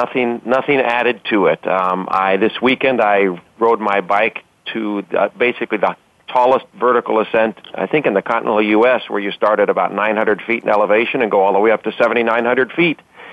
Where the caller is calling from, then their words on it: Los Angeles, California, United States; I am calling from Los Angeles.